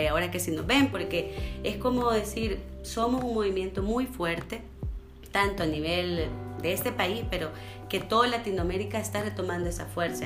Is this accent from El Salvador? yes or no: yes; El Salvador; moved away; yo soy del Salvador